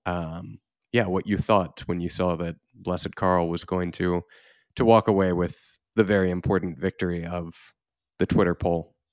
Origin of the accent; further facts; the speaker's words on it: Houston, Texas, United States; I grew up largely in the Archdiocese of Galveston, Houston in Texas